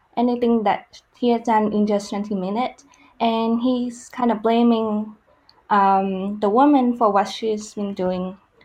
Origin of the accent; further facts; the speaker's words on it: Vietnam; moved away; I was born and raised in Vietnam, which is, like, in Southeast Asia.